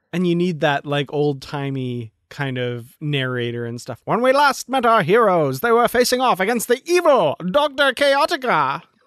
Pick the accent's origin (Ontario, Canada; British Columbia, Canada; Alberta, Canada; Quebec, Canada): Alberta, Canada; I'm from Alberta, Canada